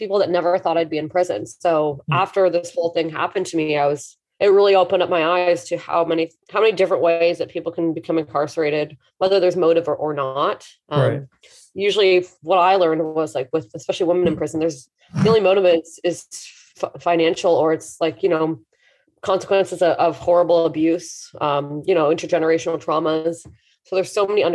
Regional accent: Hamilton, Ontario, Canada; also born or lived in Toronto; my hometown, Hamilton

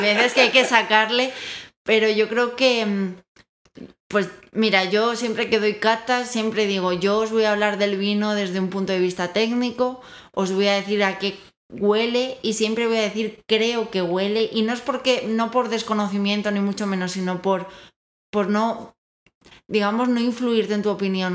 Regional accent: Spain; now in Mexico; soy española, como bien dirá mi acento

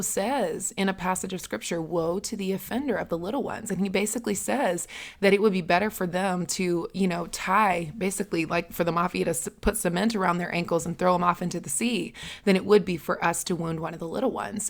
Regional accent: the South, Southern United States, United States; accent: Southern; my Southern accent

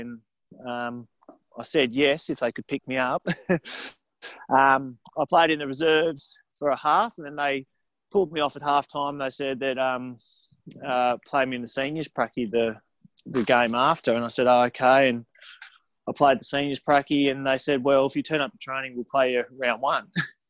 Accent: Wynyard, Tasmania, Australia; moved away; I was from the North West Coast where I left the North West Coast.

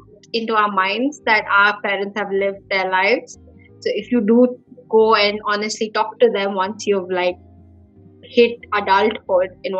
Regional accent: India; as an Indian kid

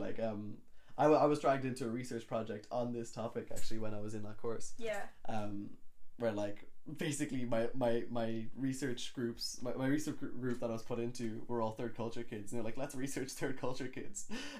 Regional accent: Ireland; also born or lived in Kenya; when I'm abroad, I feel very Irish.

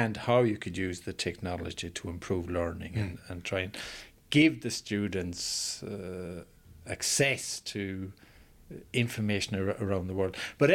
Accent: Sligo, Connacht, Ireland; moved away as an adult; also born or lived in Nigeria; now in Sweden; I left Ireland when I was 21

